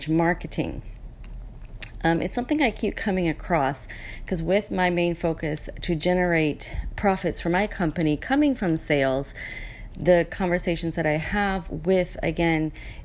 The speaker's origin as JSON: {"language": "English", "town": "New Orleans", "region": "Louisiana", "country": "United States", "tie": "born or raised there", "moved": "as an adult", "lives_now": "Cayman Islands", "said": "I was born and raised in the U.S. just out of New Orleans, outside of New Orleans."}